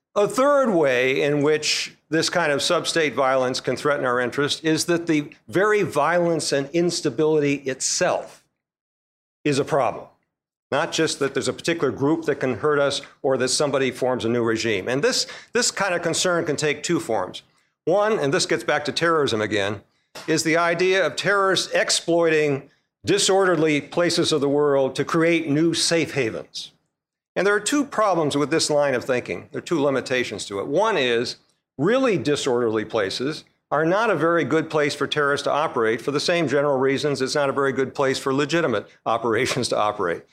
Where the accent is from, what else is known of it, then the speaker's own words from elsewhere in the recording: United States; we Americans